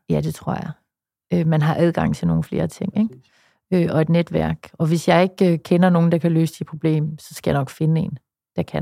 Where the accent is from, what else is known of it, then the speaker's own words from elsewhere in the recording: West Jutland, Central Denmark Region, Denmark; i Vestjylland, hvor jeg kommer fra